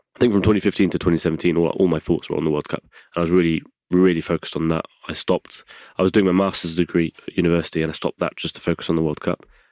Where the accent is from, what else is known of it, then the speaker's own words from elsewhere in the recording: England, United Kingdom; moved away; also born or lived in south of France; I was brought up as an English boy.